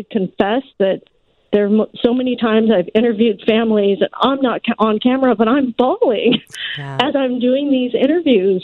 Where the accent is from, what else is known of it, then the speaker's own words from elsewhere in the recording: West Coast, United States; moved away as an adult; also born or lived in Oregon; now in Chicago, United States; I grew up on the West Coast. I went mm-hmm. to the University of Oregon